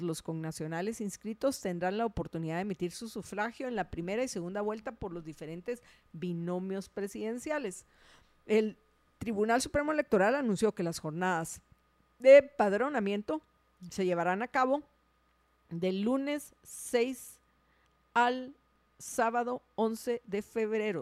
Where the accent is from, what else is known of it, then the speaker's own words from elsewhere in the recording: Guatemala; Somos guatemaltecos, vivimos en Guatemala, estamos en Guatemala.